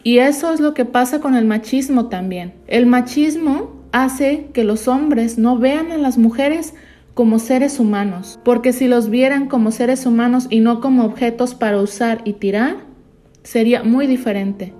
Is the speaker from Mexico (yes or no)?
yes; Mexico; now in United States; en México nos sentimos muy orgullosos.